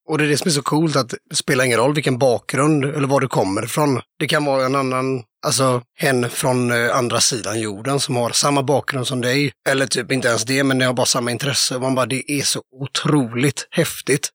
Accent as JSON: {"language": "Swedish", "town": "Kungsbacka", "region": "Halland County", "country": "Sweden", "also_born_or_lived": "Varberg", "moved": "as an adult", "lives_now": "Mölndal, Sweden", "said": "Jag är från Kungsbacka, så det är ju kranskommun kan man säga. Men jag bor i Mölndal"}